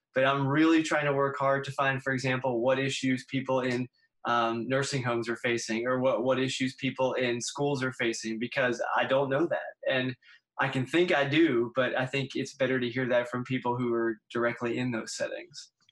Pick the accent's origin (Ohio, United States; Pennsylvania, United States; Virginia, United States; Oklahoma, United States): Pennsylvania, United States; Pittsburgh; moved away; I'm from Pittsburgh originally